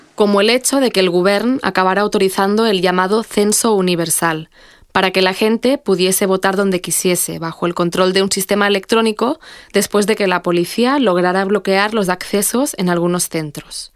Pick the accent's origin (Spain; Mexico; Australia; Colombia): Spain; Catalonia; moved away